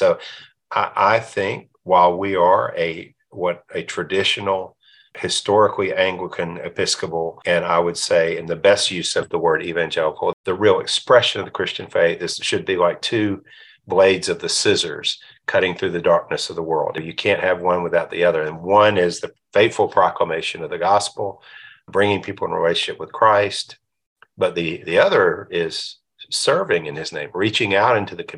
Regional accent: Alabama, United States; accent: Alabama; moved away; also born or lived in Pensacola, Florida / Houston; my old Alabama accent

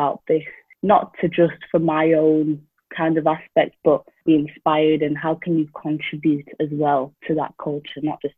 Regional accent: Doncaster, Yorkshire and the Humber, United Kingdom; also born or lived in Wales; So I am originally from Zimbabwe. I was born here in a small town called Doncaster. So yeah, I've grown up here. However, my parents and family have come from Zimbabwe.

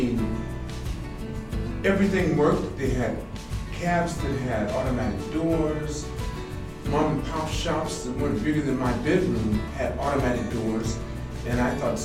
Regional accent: California, United States; moved away as an adult; now in Japan; I'm from California

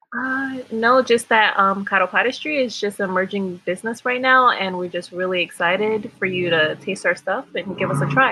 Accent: Miami, Florida, United States; moved away as an adult; now in New York, United States; I was born in Miami, Florida, and I've actually been in New York for about 10 years

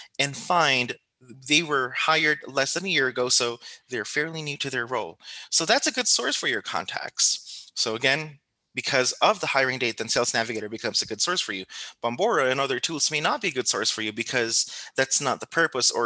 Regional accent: Philippines; coming from the Philippines, which is, you know, I come from the Philippines

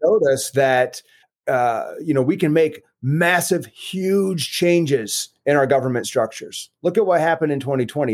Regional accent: West Michigan, United States; also born or lived in West Virginia; I've grown up in West Michigan pretty much all of my life. I was born in West Virginia, but had, when I was five years old, moved to Michigan with my family and been there ever since.

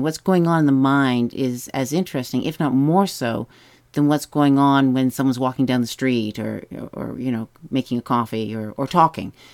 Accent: Whitby and Ajax, Lake Ontario, Canada; also born or lived in Toronto; I grew up on the shores of Lake Ontario between Whitby and Ajax

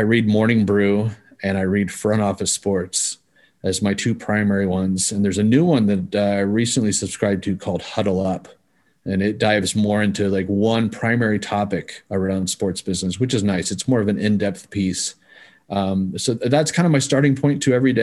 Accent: Kansas, United States; I grew up in Kansas

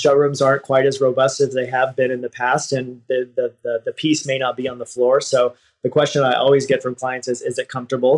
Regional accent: Texas, United States; moved away as an adult; now in San Francisco, United States; I grew up in Texas and I moved to San Francisco in my 20s

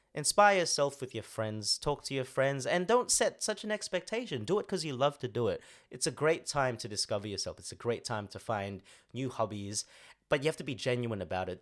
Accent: Sydney, New South Wales, Australia; moved away; from Sydney. So that's my hometown

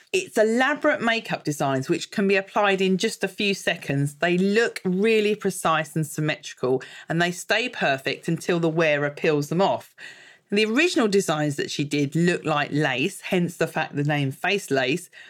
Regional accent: Vancouver, British Columbia, Canada; moved away; also born or lived in Los Angeles; I grew up in Vancouver, Canada.

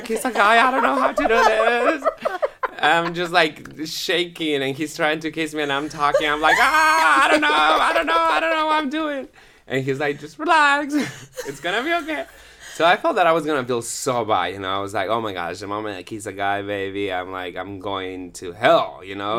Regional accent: Guatemala City, Guatemala Department, Guatemala; moved away as an adult; also born or lived in Peru; now in Utah, United States; I'm from Guatemala, Guatemala City, and I moved to Utah, uh, s, around eight years ago. So, I grew up all the E's, um, in Guatemala.

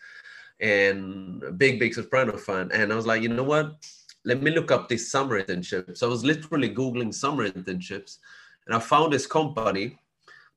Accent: Sweden; I was born and raised in Sweden

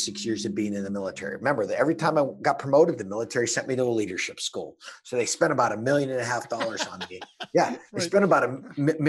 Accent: Pittsburgh, Pennsylvania, United States; where I was born and raised, Pittsburgh, Pennsylvania, is just a beautiful town

